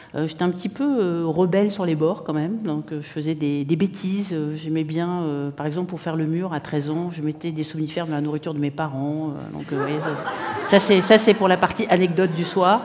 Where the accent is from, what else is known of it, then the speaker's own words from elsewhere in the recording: Morocco; also born or lived in Spain / New York; now in Montreal, Canada; je suis née en Espagne, j'ai grandi au Maroc